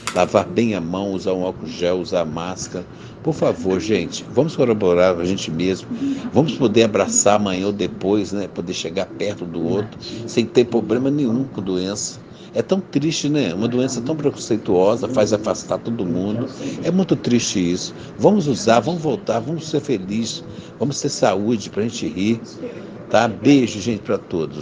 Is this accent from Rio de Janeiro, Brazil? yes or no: yes; Rio de Janeiro, Brazil; sou cria aqui da Maré, uma favela aqui do Rio de Janeiro